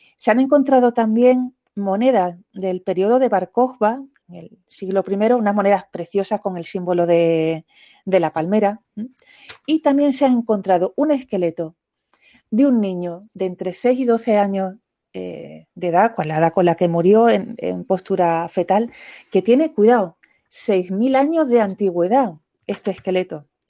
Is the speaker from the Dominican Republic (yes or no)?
no; Andalusia, Spain; como yo soy andaluza